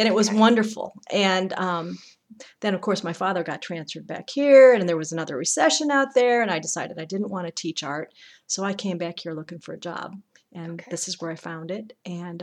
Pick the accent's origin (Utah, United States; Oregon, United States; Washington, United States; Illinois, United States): Illinois, United States; Chicago; also born or lived in Massachusetts; now in Indiana, United States; born and raised in Chicago.